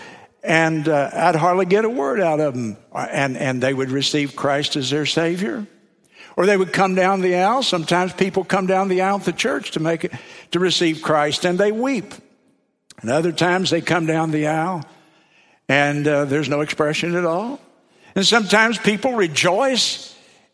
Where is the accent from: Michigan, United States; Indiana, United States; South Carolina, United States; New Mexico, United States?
South Carolina, United States; I'm from South Carolina